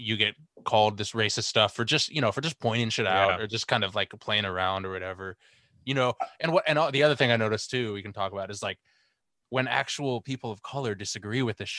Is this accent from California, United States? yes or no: yes; Bay Area, California, United States; we're from the Bay. So I feel like we're a lot more like, we're almost like more inherently woke, because we were raised in that environment